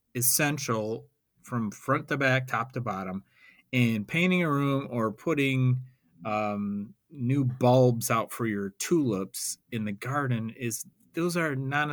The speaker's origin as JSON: {"language": "English", "town": "Roseville", "region": "Michigan", "country": "United States", "tie": "born or raised there", "said": "I'm from Roseville, or I grew up in Roseville"}